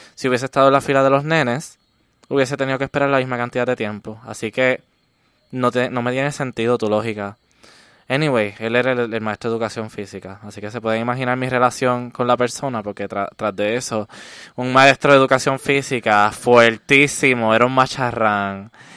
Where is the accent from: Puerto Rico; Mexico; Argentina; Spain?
Puerto Rico; Comerío; vengo de Comerío, un pueblo ultraconservador.